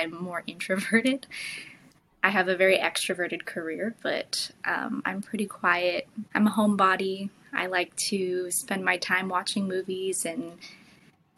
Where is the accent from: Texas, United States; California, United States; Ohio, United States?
California, United States; also born or lived in New York; I kind of go back and forth between New York and California, but I grew up in California